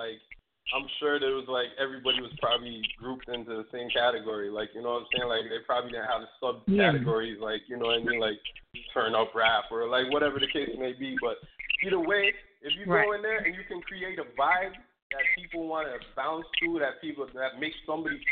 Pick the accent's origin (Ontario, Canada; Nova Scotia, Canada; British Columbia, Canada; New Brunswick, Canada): Ontario, Canada; Toronto; I'm playing on three stations in my home country, which is Canada. So I'm playing in Ottawa and two stations in Toronto, where I'm from